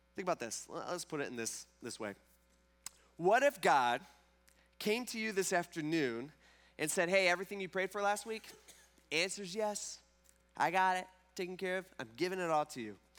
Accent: Fremont, Ohio, United States; now in Tiffin, United States; I grew up in Fremont, and so it was either the Fremont Rec Center or the White Star Park in Gibsonburg, or Whirlpool Park.

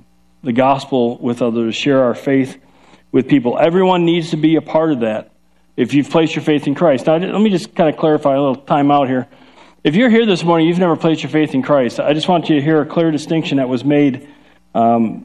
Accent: Chicago, Illinois, United States; accent: Chicago; now in Ohio, United States; We're from Chicago, so we have a Chicago accent, and when I get really going, then I start start breaking out, I start talking like this.

